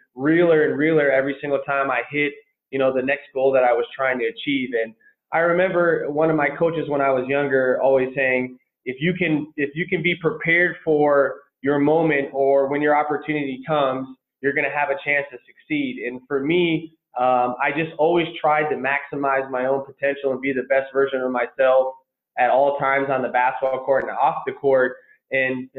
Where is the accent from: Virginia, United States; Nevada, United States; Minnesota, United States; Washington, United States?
Minnesota, United States; Minneapolis; also born or lived in Colorado; I grew up in Minneapolis, Minnesota, played for Robbinsdale High School